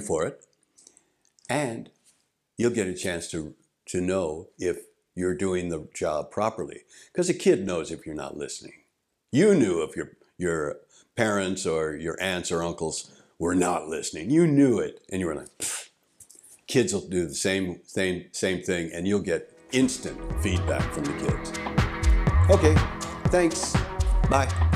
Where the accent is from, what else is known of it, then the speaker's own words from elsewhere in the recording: St. Louis, Missouri, United States; moved away as an adult; also born or lived in Albuquerque, New Mexico; now in Japan; I grew up in Saint Louis, Missouri